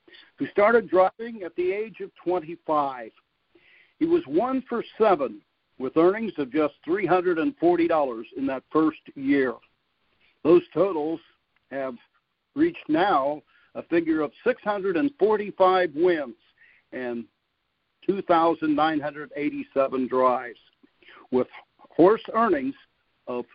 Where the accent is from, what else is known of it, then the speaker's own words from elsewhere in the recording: Xenia, Ohio, United States; I'm just an old country boy born and raised in Xenia, Ohio